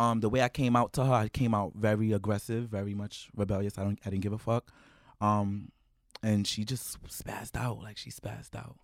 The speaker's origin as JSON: {"language": "English", "town": "New York City", "region": "New York", "country": "United States", "tie": "born or raised there", "said": "growing up in East New York"}